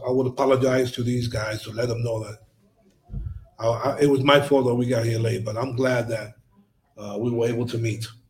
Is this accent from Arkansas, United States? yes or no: no; New York, United States; the most significant individual when I was growing up in New York was my teacher